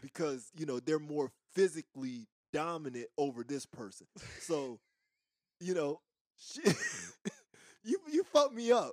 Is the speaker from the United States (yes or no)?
yes; East Coast, United States; moved away as an adult; also born or lived in the South (US); I'm from the East Coast, right? And, and, and I'm from a certain era. But I've lived in the South most of my adult life